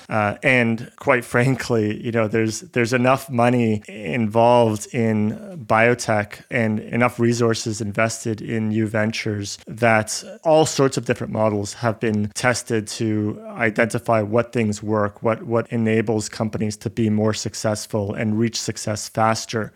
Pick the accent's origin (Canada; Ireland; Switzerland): Canada; also born or lived in Buenos Aires, Argentina; I was born in, in Buenos Aires, in Argentina. I grew up in Canada.